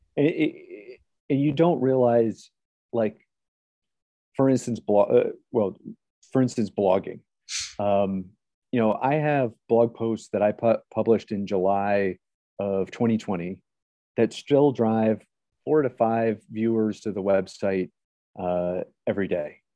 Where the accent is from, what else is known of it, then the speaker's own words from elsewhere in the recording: Ohio, United States; moved away as an adult; I grew up in Ohio